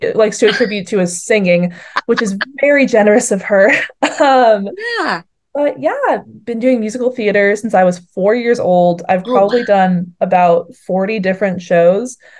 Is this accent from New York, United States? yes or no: no; Boston, Massachusetts, United States; moved away as an adult; also born or lived in St Andrews, Scotland; I'm from Boston, which I'm going to be very controversial and say it's the greatest city on this earth.